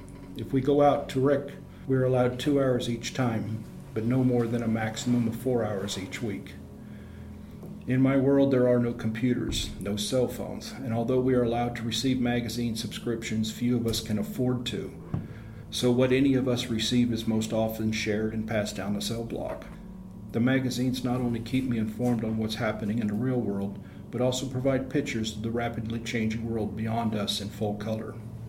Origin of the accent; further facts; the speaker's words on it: San Francisco, California, United States; I grew up in San Francisco Bay Area during the 1960s and early 1970s when the hippie movement was in full swing.